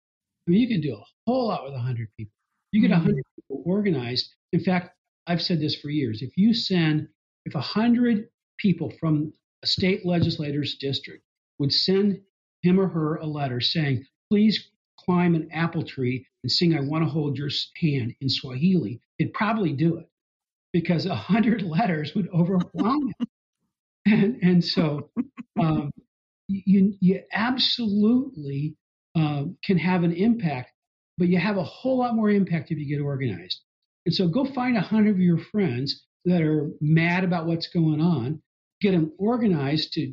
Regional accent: Kennewick, Washington, United States; also born or lived in Walla Walla / Bellingham / Spokane; I grew up in Kennewick, in southeastern Washington

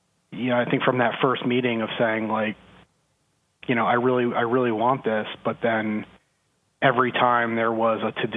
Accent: New Jersey, United States; I'm originally from New Jersey

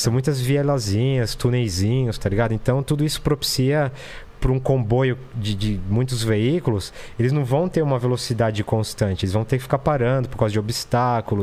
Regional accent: Brazil; moved away; also born or lived in Ukraine; eu agora tô refugiado num país onde o nosso presidente é solidário à Rússia

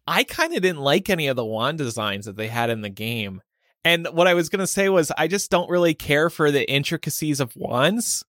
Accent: New Jersey, United States; I was growing up in South Jersey

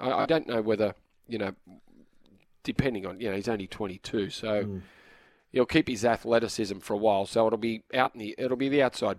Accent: Australia; Oh no, I'm an Aussie, Ricardo.

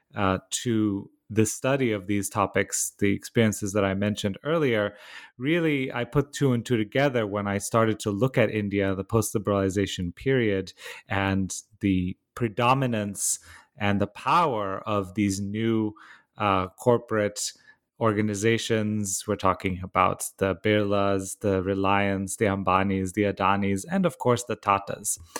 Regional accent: Bucharest, Romania; moved away; I grew up in, uh, Romania, in Bucharest.

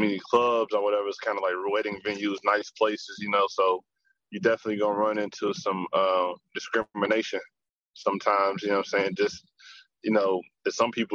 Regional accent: Louisville, Kentucky, United States; moved away as an adult; also born or lived in Bowling Green, Kentucky; now in Atlanta, United States; I'm from Louisville, from 38th Street, man, West End. You know what I'm saying? Born and raised in the city

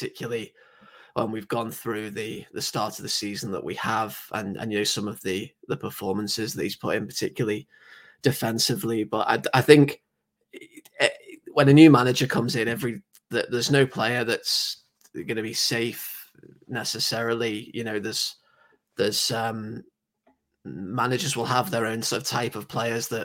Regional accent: England, United Kingdom; accent: very English; I know I sound very English, but, I don't. I'm the only person in my entire family who's English

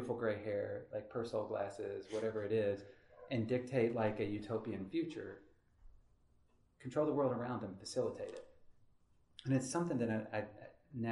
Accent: Henderson, Kentucky, United States; where I grew up in Henderson

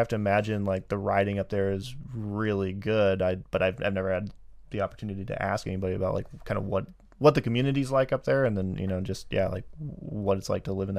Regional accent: California, United States; we're from California

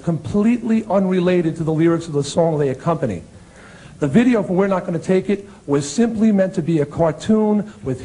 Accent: Long Island, New York, United States; my hometown newspaper on Long Island

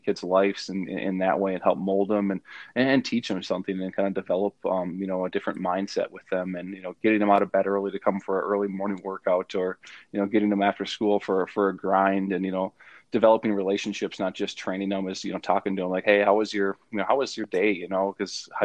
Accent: Northfield, Minnesota, United States; moved away as an adult; now in Fargo, United States; I'm from the cities area. I'm from Northfield, Minnesota, just about 30 miles south of St. Paul. So it was, you know, that was kind of home for me

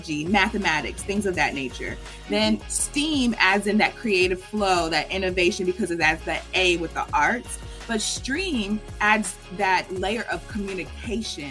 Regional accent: Marietta, Georgia, United States; moved away as an adult; also born or lived in Houston, Texas / New York City; I grew up in Marietta, which is like in the middle part of Cobb County

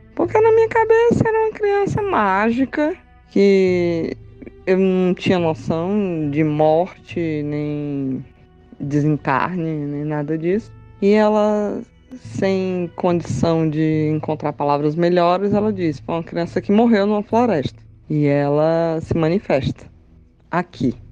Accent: Teresina, Piauí, Brazil; also born or lived in Fortaleza, Ceará; Eu nasci em Fortaleza, mas fui bebezinha para Teresina.

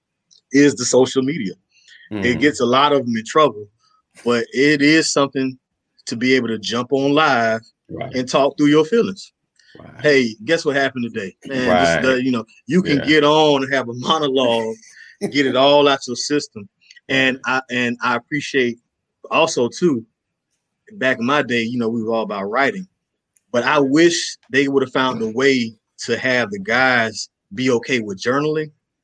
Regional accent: Hallandale Beach, Florida, United States; I'm from Hollandale, small city in Florida.

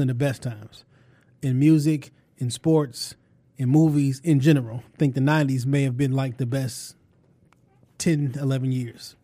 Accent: Detroit, Michigan, United States; I'm from Detroit

